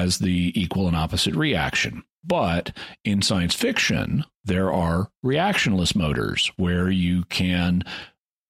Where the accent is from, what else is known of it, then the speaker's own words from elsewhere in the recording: Fayetteville, United States; here in my hometown in Fayetteville